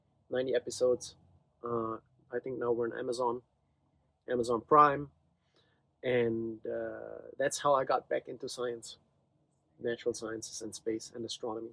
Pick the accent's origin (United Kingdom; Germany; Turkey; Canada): Germany; moved away as an adult; also born or lived in Virginia / New York City; now in Utah, United States; I grew up in Germany. I came to the States 26 years ago to go to graduate school